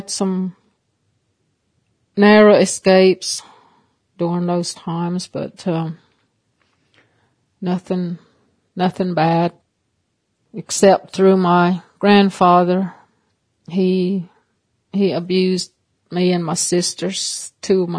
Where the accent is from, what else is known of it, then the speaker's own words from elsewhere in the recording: Cherokee, North Carolina, United States; I'm from Cherokee, North Carolina, with the Eastern Band of Cherokee Indians.